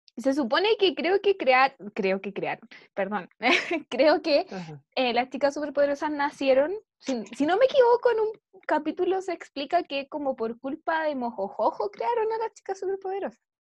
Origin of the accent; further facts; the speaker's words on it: Santiago, Santiago Metropolitan Region, Chile; yo me crié en Santiago